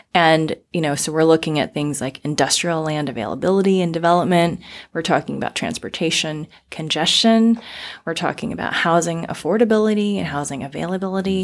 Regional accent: Florida, United States; moved away as an adult; also born or lived in Arizona, United States; now in Portland, United States; I was actually born and raised in the South

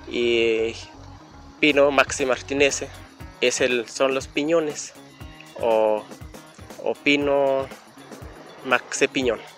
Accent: Mesa La Gloria, Durango, Mexico; vengo de la Mesa La Gloria, municipio del Mezquital, Durango. Aquí estamos ahorita en el, las Alamedas, entre Constitución.

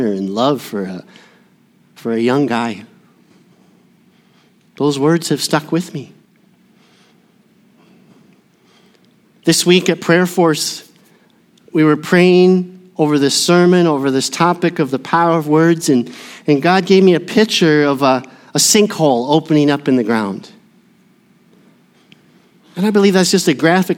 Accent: Burnsville, Minnesota, United States; my hometown of Burnsville

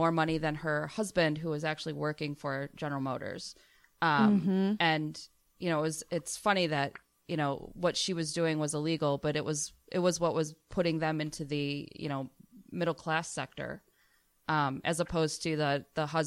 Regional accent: Flint, Michigan, United States; I grew up out by Flint

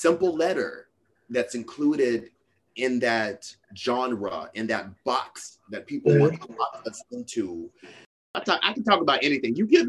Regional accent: Little Rock, Arkansas, United States; now in New York, United States; Yeah, so I was born in Little Rock, Arkansas.

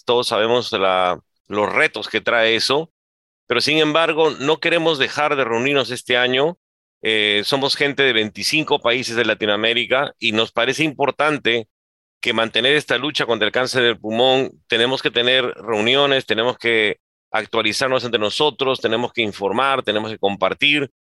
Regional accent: Peru; en mi país, en Perú

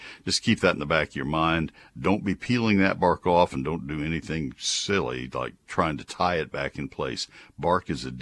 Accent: McKinney, Texas, United States; my hometown of McKinney

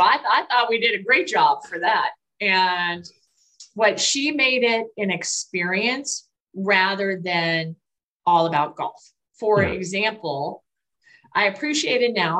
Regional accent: Colorado, United States; born or raised there; now in Texas, United States

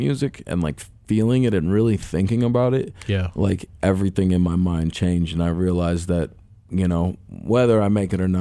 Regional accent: River Forest, Illinois, United States; also born or lived in downtown Chicago, Illinois; now in Chicago, United States; My parents raised me downtown until I was about 8, and they split, and my mom moved out to, like, the west end of River Forest

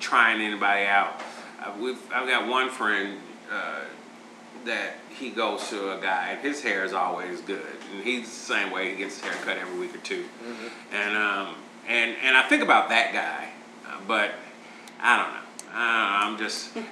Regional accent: Chicago, Illinois, United States; I'm originally from Chicago

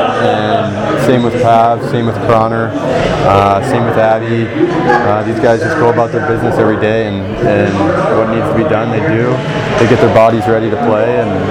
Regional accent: Detroit, Michigan, United States; Growing up in Detroit

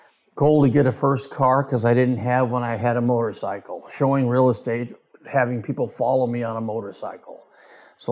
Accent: Southern California, United States; I was born in California, Southern California, raised there

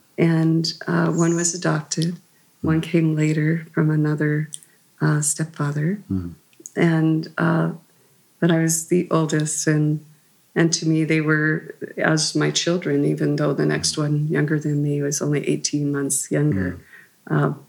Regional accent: Oklahoma, United States; born there; Our family had been there since the Sooner times, but I lived in many places. We moved frequently. I was born there in Oklahoma.

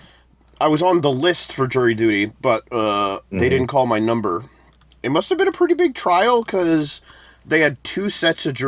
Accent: United States; I'm from the US

